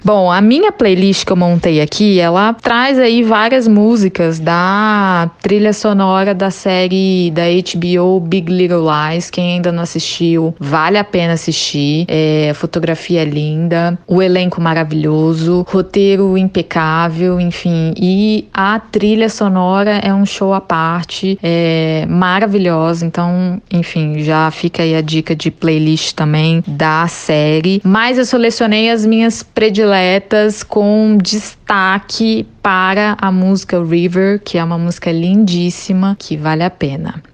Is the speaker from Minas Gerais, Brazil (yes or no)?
no; Brasília, Federal District, Brazil; sou brasiliense, nascida e criada em Brasília